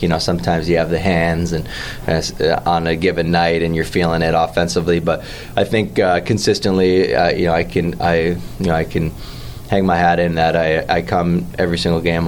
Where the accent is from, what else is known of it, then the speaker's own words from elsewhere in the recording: Toronto, Ontario, Canada; growing up in Toronto, like uh, we're all Leaf fans growing up